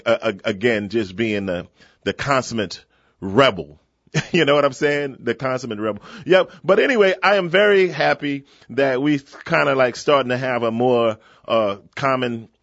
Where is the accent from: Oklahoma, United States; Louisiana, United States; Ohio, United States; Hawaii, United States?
Louisiana, United States; New Orleans; growing up in Pigeon Town